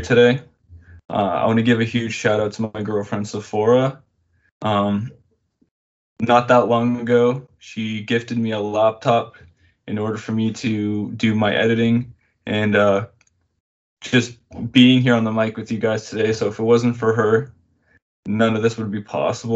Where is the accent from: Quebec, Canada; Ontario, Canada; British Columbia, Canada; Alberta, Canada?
Ontario, Canada; I'm born and raised in Canada. More specifically, I live in Ontario